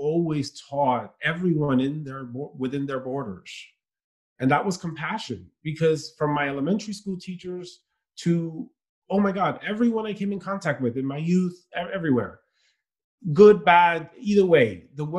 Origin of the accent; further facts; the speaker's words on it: New York City, New York, United States; also born or lived in Dominican Republic / Queens, New York; I grew up in Brooklyn